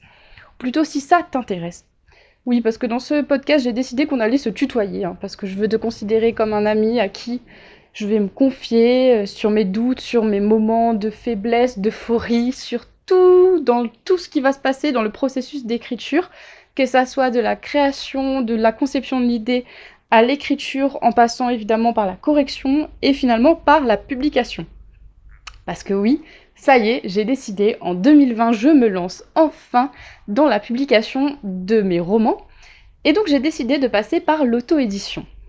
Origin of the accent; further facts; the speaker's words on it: Réunion; also born or lived in Grenoble / England / Toulouse; Je viens de l'île de la Réunion. Je suis née, j'ai grandi et je vis actuellement sur l'île de la Réunion